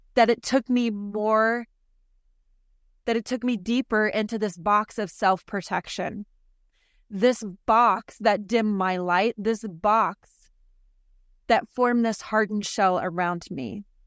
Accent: South Florida, Northern Idaho, United States; I was relocated from South Florida to Northern Idaho

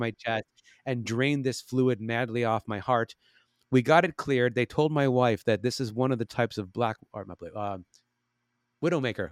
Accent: Chicago, Illinois, United States; now in Los Angeles, United States; I'm from Chicago

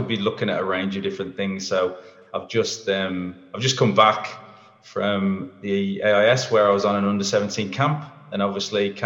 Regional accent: England, United Kingdom; also born or lived in Darwin, Australia; now in Melbourne, Australia; I'm English

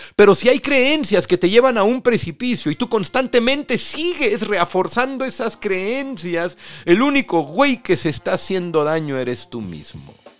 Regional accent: Mexico; nosotros los mexicanos

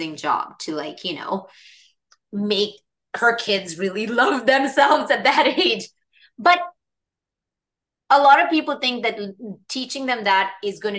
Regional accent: India; moved away; I grew up in India

